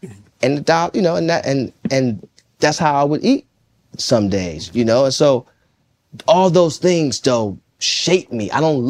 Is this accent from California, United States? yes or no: no; Jonesboro, Arkansas, United States; I'm coming from Jonesboro, Arkansas.